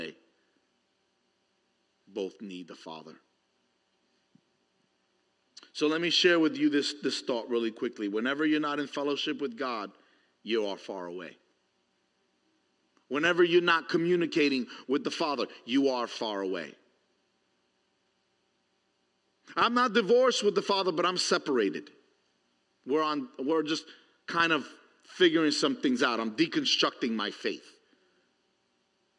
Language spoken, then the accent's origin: English; New York City, New York, United States; growing up in New York City